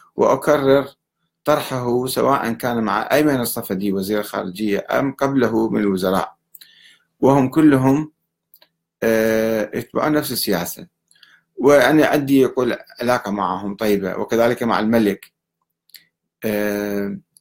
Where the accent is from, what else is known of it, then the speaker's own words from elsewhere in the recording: Iraq; عندنا بالعراق